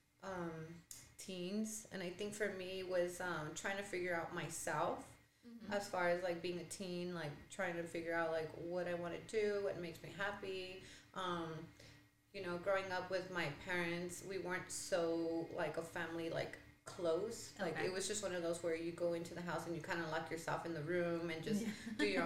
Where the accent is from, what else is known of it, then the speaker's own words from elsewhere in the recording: El Paso, Texas, United States; born and raised in El Paso